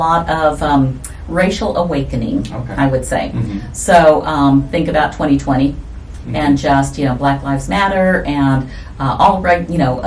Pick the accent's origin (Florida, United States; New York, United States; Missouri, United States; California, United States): Missouri, United States; Kansas City; I was born in Kansas City, Missouri. I am first generation Mexican American